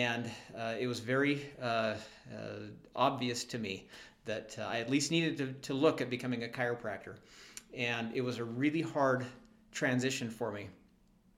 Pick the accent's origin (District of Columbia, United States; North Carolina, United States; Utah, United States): Utah, United States; Springville; also born or lived in Orem, Utah; I grew up down in Springville, just a little ways south of here